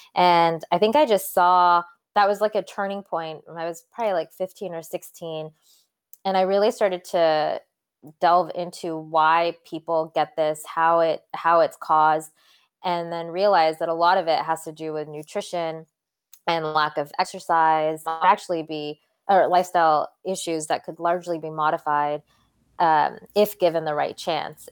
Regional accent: Santa Cruz, California, United States; also born or lived in London, England; So, I was actually born in London, England, and then my parents moved us to Santa Cruz, California, of all places. Um, when I was about ten, and so I pretty grew, pretty much grew up in Santa Cruz

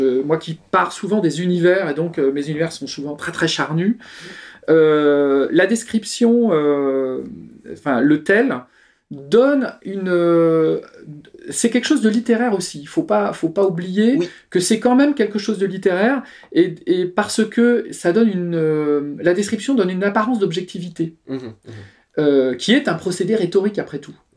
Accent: Paris, Île-de-France, France; accent: parigo; mon accent parigo typique

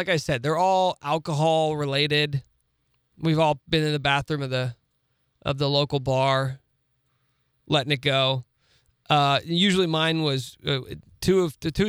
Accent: Topeka, Kansas, United States; Best friends from growing up in Topeka

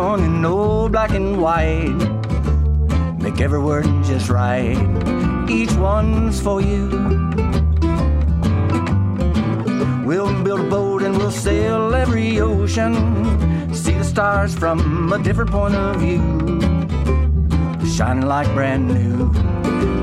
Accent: Hickory, North Carolina, United States; also born or lived in Morganton, North Carolina; We're from Hickory, North Carolina, and Morganton, North Carolina

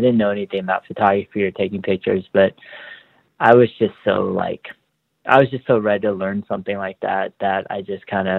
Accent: Dallas, Texas, United States; I grew up in Texas, in Dallas

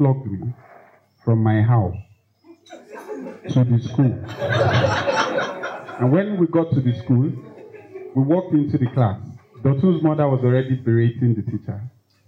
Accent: Lagos, Nigeria; I grew up in Lagos, in Fesa

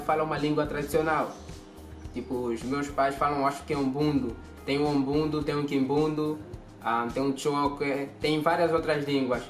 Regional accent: Angola

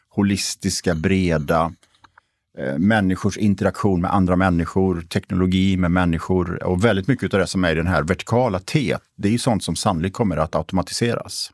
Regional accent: Borås, Västra Götaland, Sweden; now in Stockholm, Sweden; jag är född och uppvuxen i Borås

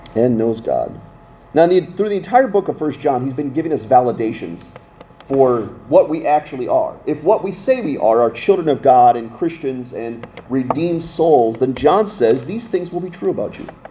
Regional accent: Scranton, Pennsylvania, United States; now in Littleton, United States; we only lived two hours from New York City growing up in Scranton, Pennsylvania

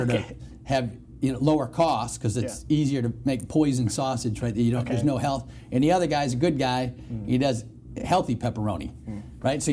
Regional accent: Detroit, Michigan, United States; moved away; I'm from Detroit

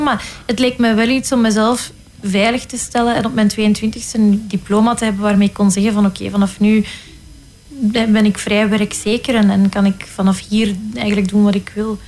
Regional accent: Flanders, Belgium; accent: Flemish; mijn Vlaamse accent

